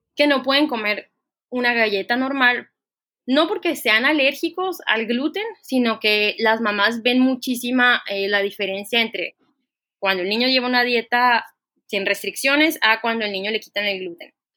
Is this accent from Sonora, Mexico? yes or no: yes; Ciudad Obregón, Sonora, Mexico; moved away as an adult; also born or lived in France / Puebla; yo soy originaria de Ciudad Obregón, Sonora